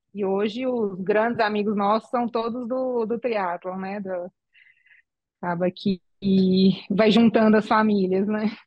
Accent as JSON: {"language": "Portuguese", "town": "São Carlos", "region": "São Paulo", "country": "Brazil", "moved": "as an adult", "lives_now": "Aracruz, Brazil", "said": "Eu sou de São Carlos, interior de São Paulo"}